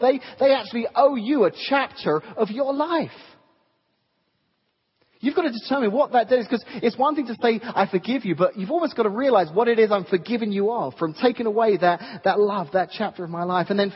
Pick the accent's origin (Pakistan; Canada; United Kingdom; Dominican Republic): United Kingdom; England; moved away; I grew up in England